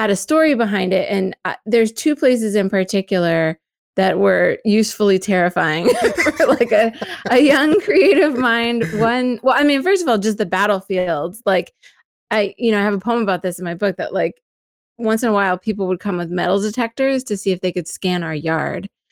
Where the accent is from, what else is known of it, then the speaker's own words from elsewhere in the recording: Pennsylvania, United States; also born or lived in Gettysburg, Pennsylvania; I'm from Pennsylvania and I grew up in different places around Pennsylvania, but the place that is the anchor for me is Gettysburg.